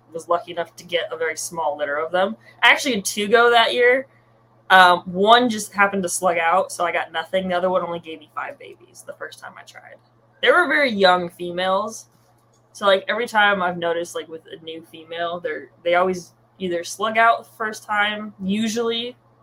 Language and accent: English; California, United States; I'm from California